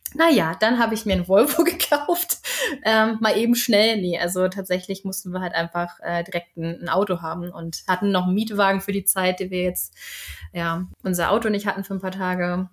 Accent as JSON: {"language": "German", "region": "Northern Germany", "country": "Germany", "moved": "as an adult", "lives_now": "Sweden", "said": "ich komme ja aus Norddeutschland."}